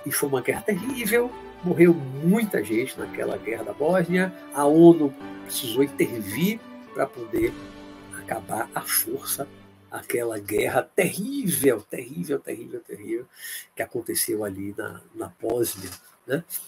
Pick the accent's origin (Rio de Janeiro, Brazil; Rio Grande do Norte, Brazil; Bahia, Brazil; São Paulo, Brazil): Bahia, Brazil; also born or lived in Olinda, Pernambuco; sou pernambucano apenas de nascimento em Olinda, mas eu sou criado e a maior parte da minha vida, mais de 55 anos de Bahia.